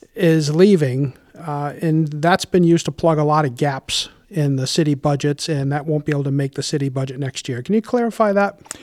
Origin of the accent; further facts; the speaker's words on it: Warwick, Rhode Island, United States; I grew up in Warwick and have been a homeowner for over thirty years in our lovely city.